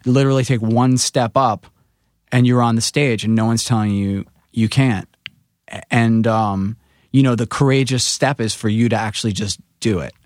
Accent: New York City, New York, United States; coming from Rockaway

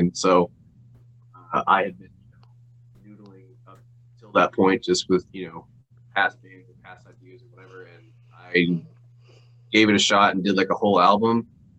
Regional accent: Nashville, Tennessee, United States; also born or lived in Bowling Green, Kentucky; I grew up in Nashville and Bowling Green, Kentucky as well. But I'm from Nashville, yeah.

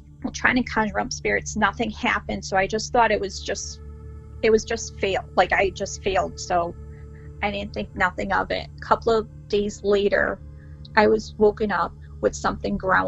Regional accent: Meriden, Connecticut, United States; I'm from Meriden, Connecticut

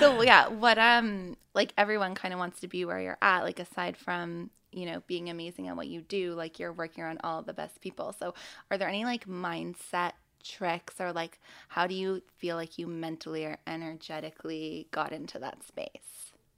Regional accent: Canada; moved away; I'm Canadian

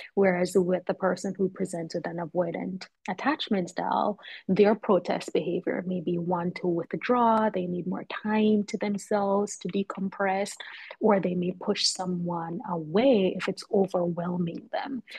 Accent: Kingston, Jamaica; now in Philadelphia, United States; I'm originally from Jamaica, Kingston, Jamaica

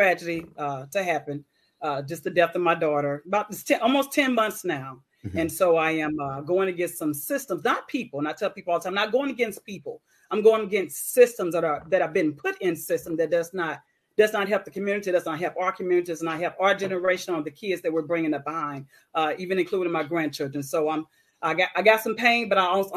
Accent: St. Louis, Missouri, United States; also born or lived in Needleville (rural, 'the country') / Florissant, Missouri / Jackson State (Mississippi); came on up to St. Louis about the age of 10. And I grew up in the Normandy School District

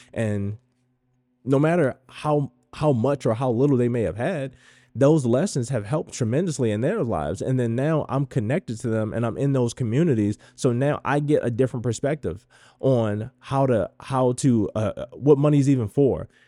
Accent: Baltimore, Maryland, United States; I grew up in Baltimore

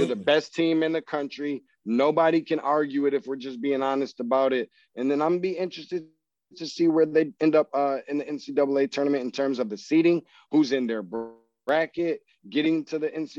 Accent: Michigan, United States; I'm not from Missouri. I'm from Michigan

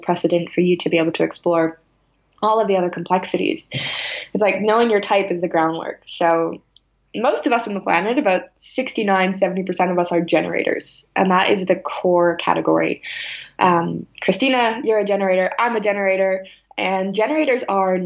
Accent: Salem, Massachusetts, United States; I grew up in Salem, Massachusetts

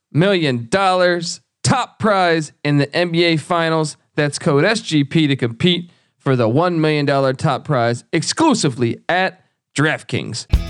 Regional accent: East Coast, United States; moved away; I grew up on the East Coast.

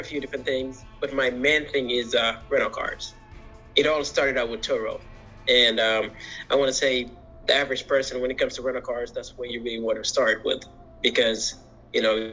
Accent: Michigan, United States; also born or lived in Senegal; Was born in Senegal, mm-hmm. But grew up in Michigan

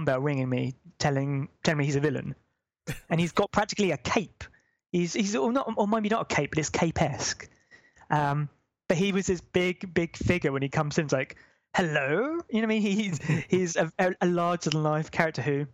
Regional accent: United Kingdom; we're British

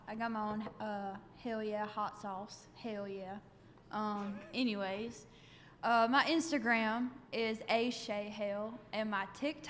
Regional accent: Alabama, United States; I'm from Alabama.

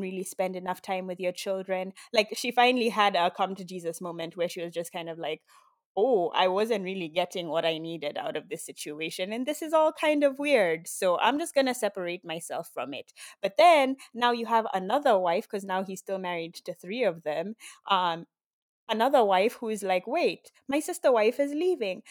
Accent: Nairobi, Kenya; moved away as an adult; now in Miami, United States; I grew up in Kenya

